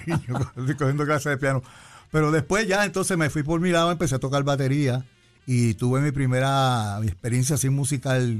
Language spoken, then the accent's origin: Spanish; San Juan, Puerto Rico; born or raised there; also born or lived in Cataño, Puerto Rico / Río Piedras, Puerto Rico / United States